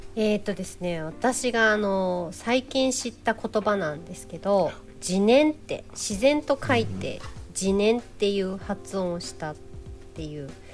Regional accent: Kawasaki, Kanagawa, Japan; now in Matsumoto, Japan; 私が生まれ育ちが神奈川県の川崎というところなんですけど

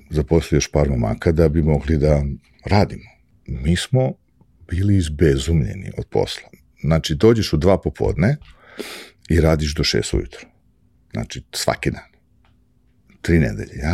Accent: Belgrade, Serbia; moved away as an adult; now in New York, United States; ja sam došao iz Beograda pre, kad? Pre godinu i po dana

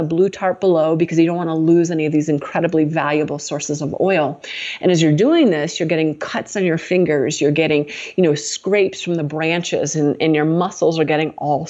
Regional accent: United States; That wasn't how I grew up in America

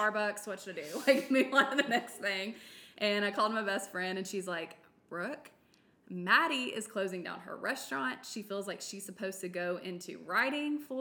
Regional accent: Nashville, Tennessee, United States; I'm born and raised in Nashville.

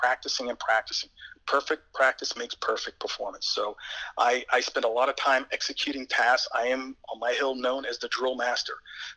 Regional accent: East Coast, United States; I am from the East Coast, and obviously these tryouts are held out west with altitudes that are well exceeding 10,000 feet.

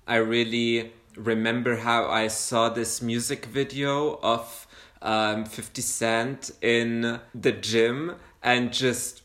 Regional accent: Saudi Arabia; now in Germany; I grew up in Saudi Arabia

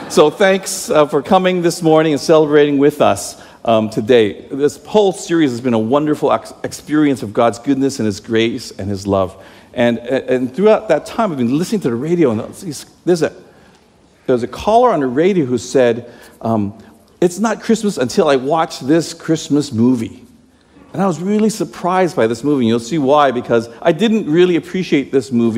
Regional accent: Toronto, Ontario, Canada; now in United States; I'm Canadian, eh? I was born in Toronto

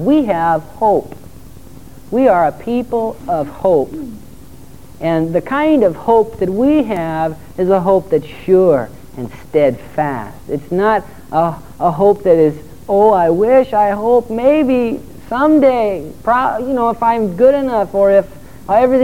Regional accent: Torrance, California, United States; I was just a little bitty guy, and I grew up in Torrance, and we have some pretty decent waves there

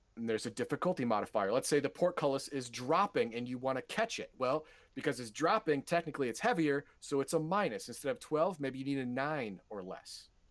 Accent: United States; I'm an American

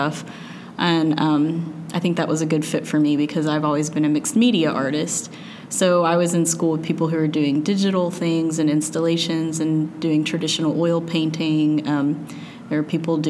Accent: Little Rock, Arkansas, United States; also born or lived in Illinois; I grew up in Little Rock, but kind of out in the country a little bit

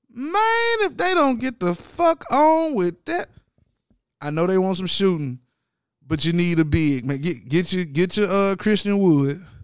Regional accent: Brooklyn, New York, United States; my hometown, Brooklyn

